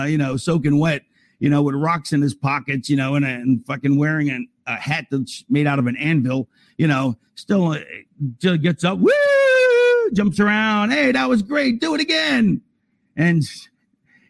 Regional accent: Philadelphia, Pennsylvania, United States; I was born in Philadelphia

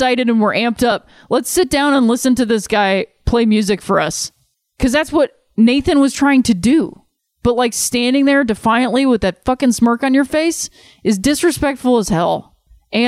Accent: Cleveland, Ohio, United States; moved away; going back and cheering for my hometown team

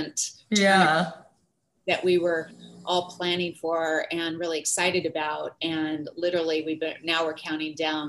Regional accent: Santa Cruz, California, United States; I grew up in near Santa Cruz, California, which is another coastal town

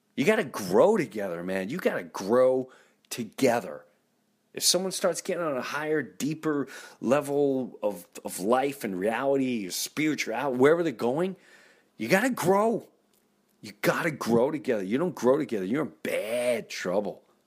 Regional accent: Valley Stream, New York, United States; I grew up in Valley Stream, Long Island, Jefferson Avenue, lived there my whole life, my whole life

